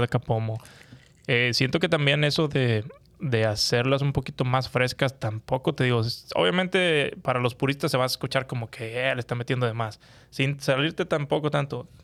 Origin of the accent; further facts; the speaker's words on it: Monterrey, Nuevo León, Mexico; soy de Monterrey